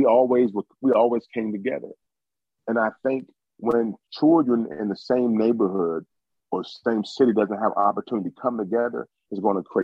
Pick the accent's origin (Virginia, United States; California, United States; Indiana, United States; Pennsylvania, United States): Virginia, United States; Lexington; I'm from Lexington